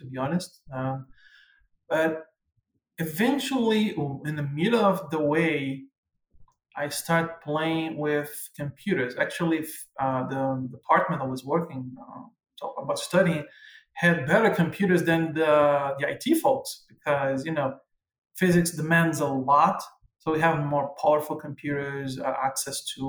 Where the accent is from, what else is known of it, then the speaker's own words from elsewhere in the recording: Brazil; first language Portuguese; English is a second language; moved away as an adult; also born or lived in Angola / Portugal; now in Canada; coming from a country like Brazil